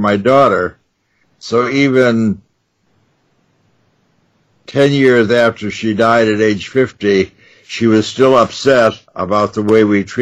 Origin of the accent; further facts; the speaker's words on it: New York, United States; I grew up in New York, so I could go to the magic stores on 42nd Street